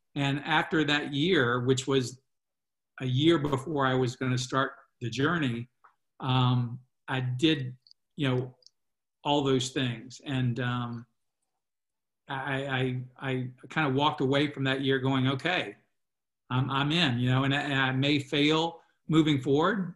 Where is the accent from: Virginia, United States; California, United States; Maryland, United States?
Virginia, United States; and I'm from Virginia.